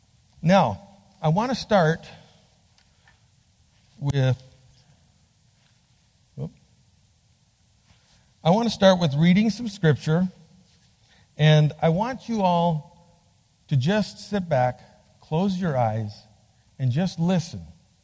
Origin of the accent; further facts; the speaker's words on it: Bolivia; also born or lived in Peru; I was born and raised in Bolivia, South America. My parents were doing Bible translation when I was born. So, este es mi país. born in Bolivia.